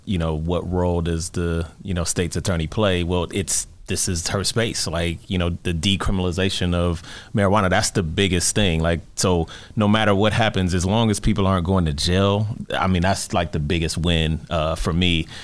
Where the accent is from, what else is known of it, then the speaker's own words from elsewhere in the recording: Detroit, Michigan, United States; I grew up in Detroit